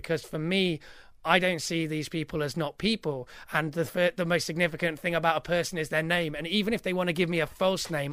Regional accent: United Kingdom; I'm very British

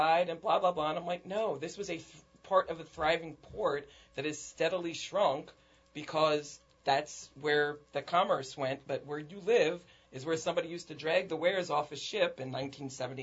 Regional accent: New Jersey, United States; now in New Orleans, United States; I grew up in Jersey

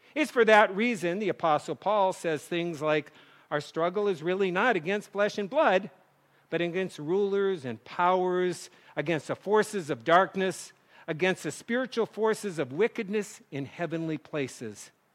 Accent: North Dakota, United States; moved away; kids growing up in North Dakota

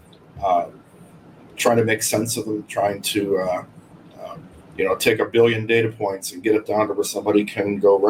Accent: Laurel Mountains, Pennsylvania, United States; moved away as an adult; now in Florida, United States; I grew up in the foothills of the Laurel Mountains of Pennsylvania, which is a little bit east of Pittsburgh

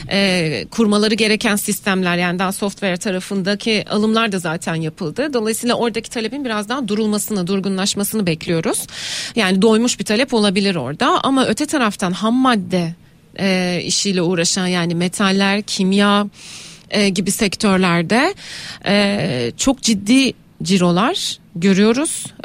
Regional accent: Rize Province, Turkey; benim memleketimde vardı Rize'de.

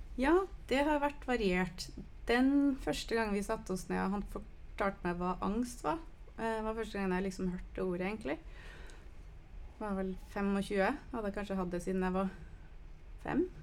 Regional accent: United States; now in Norway; nå er jeg fra USA

